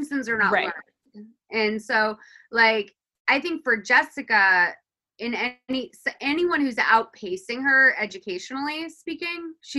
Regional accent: Lexington, Massachusetts, United States; I'm from Lexington, which, if like we're talking like perception of wealth, like my mom was a cleaning lady and we lived in Lexington

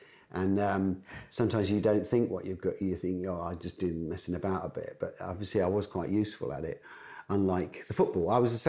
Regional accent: Wolverhampton, West Midlands, United Kingdom; born there; I actually went back to the village I was born in just outside Wolverhampton, all Brighton, the other day because I was filming in the Midlands

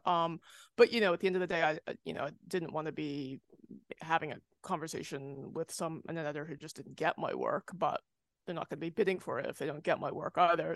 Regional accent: United States; moved away; I'm American, but I don't live there

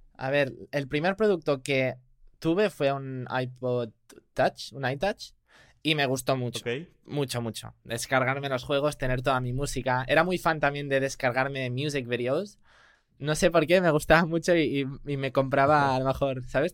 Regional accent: Spain; also born or lived in United States; yo sí soy español, vivo en Barcelona

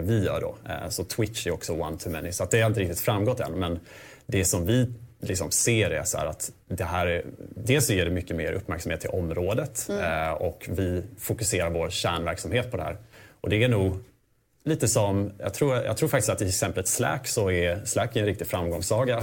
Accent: Småland, Sweden; kommer jag faktiskt från Småland. Jag kommer från en gård.

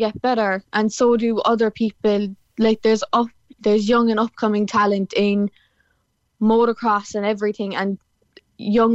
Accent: Cork, Munster, Ireland; I'm from Cork, so I'm down the bottom of the country

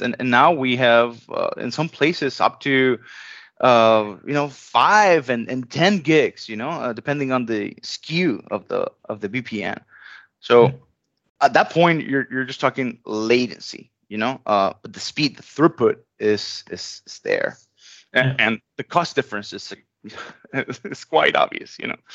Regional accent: Venezuela; moved away as an adult; I was born in Venezuela.

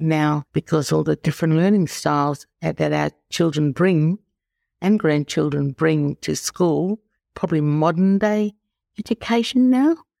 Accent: Norseman, Western Australia, Australia; also born or lived in Perth; now in Esperance, Australia; I grew up in Norseman. It was a gold mining town.

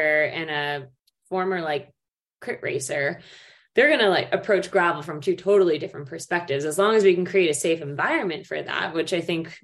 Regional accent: United States; speaking as an American

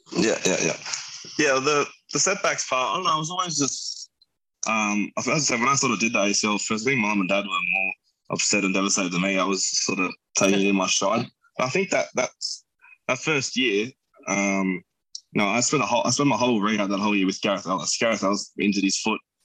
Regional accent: Camden, New South Wales, Australia; me as a kid there, growing up in Camden, playing footy

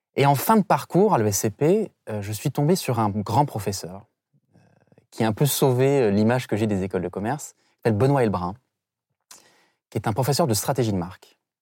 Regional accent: St. Pierre & Miquelon; je viens de Saint-Pierre-et-Miquelon, qui est effectivement euh, un archipel français près de l'Amérique euh, du Nord.

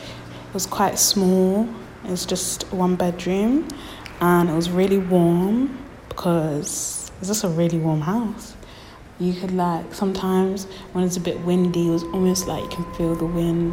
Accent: London, United Kingdom; I grew up on Old Street. I lived in a block of flats on the 15th floor. It's right like on the corner of the roundabout, so like you can just see the whole of London from the balcony. It was quite small. It was just one bedroom

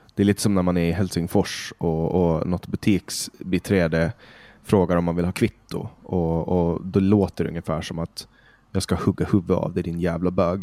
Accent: Åland Islands; moved away as an adult; now in Stockholm, Sweden; jag är från Åland, född och uppvuxen på Åland.

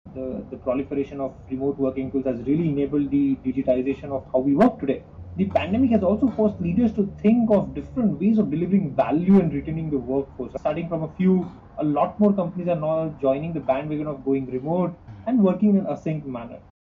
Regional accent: India; moved away as an adult; also born or lived in Mumbai, India / Tokyo, Japan / Singapore; I'm originally from from India

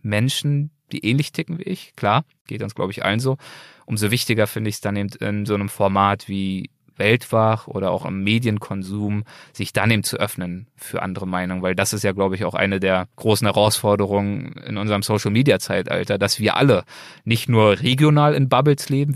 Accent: Berlin, Germany; moved away as an adult; now in Los Angeles, United States; Berlin ist mein Geburtsort. Berlin ist der Ort, an dem ich aufgewachsen bin

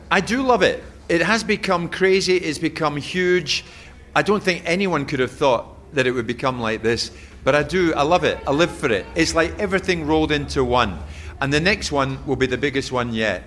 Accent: Glasgow, Scotland, United Kingdom; also born or lived in Edinburgh; I grew up in Jordan Hill

